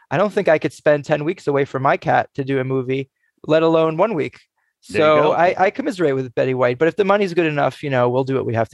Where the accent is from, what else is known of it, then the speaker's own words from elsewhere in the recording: Massachusetts, United States; I grew up in the Commonwealth of Massachusetts.